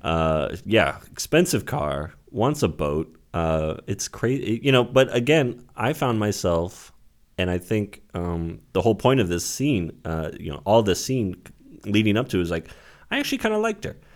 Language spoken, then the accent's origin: English; Santa Rosa, California, United States; Santa Rosa, my hometown